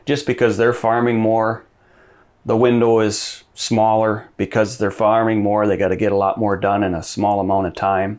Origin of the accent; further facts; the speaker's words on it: Madison, United States; I grew up in Madison, went to school in Madison